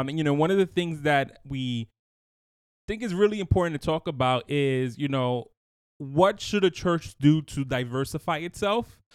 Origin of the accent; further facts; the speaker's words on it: New York City, New York, United States; I grew up in Brooklyn, you know, going to a Latin church